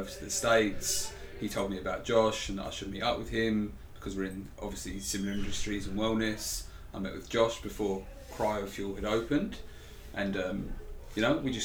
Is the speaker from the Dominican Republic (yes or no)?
no; England, United Kingdom; accent: English; I am English, not Australian as well